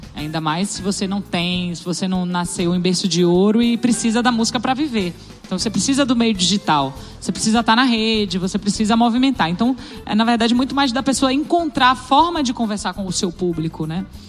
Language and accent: Portuguese; Salvador, Bahia, Brazil; eu tenho uma influência que é da minha terra, é de Salvador